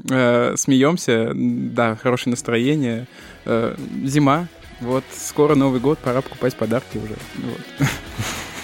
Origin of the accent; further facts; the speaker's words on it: Samara Oblast, Russia; я просто сам из Самарской области